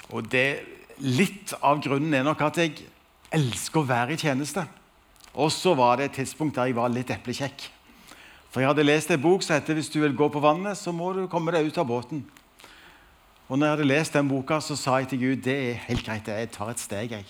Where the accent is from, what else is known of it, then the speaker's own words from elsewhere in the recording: Stavanger, Rogaland, Norway; Jeg er fra Stavanger og har altså gleden av å være nasjonal leder i Alfa Norge.